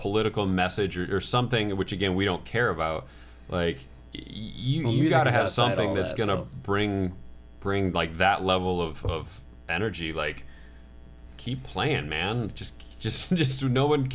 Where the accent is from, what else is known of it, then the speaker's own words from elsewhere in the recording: Midwest, United States; now in Los Angeles, United States; where I'm from the Midwest